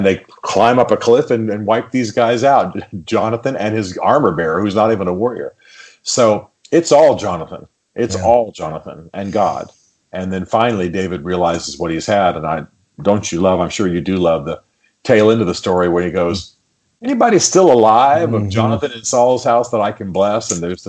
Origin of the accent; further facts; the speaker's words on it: Germany; I'm not just from the North. I'm from Germany. {S2} Right. {S1} You know, by upbringing, not by ethnicity.